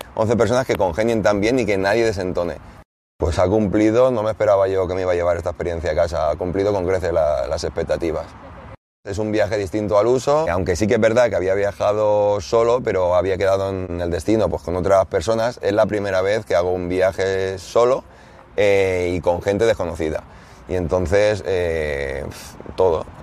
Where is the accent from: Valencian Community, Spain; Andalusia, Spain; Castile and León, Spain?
Valencian Community, Spain; Alicante; tengo 36 años y vengo de Alicante